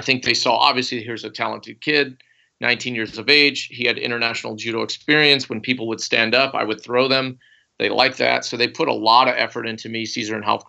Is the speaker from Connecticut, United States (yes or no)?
no; Bakersfield, California, United States; also born or lived in Fresno; We grew up in Bakersfield